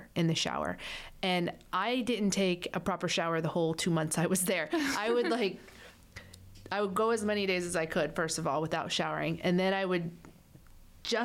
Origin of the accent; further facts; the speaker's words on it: Florida, United States; I'm a Florida girl, born and raised in Florida